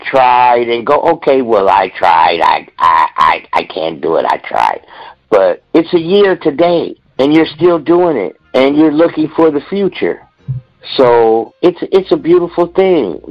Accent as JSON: {"language": "English", "area": "Bay Area", "region": "California", "country": "United States", "tie": "born or raised there", "said": "Growing up in the Bay Area, we had our more popular radio stations"}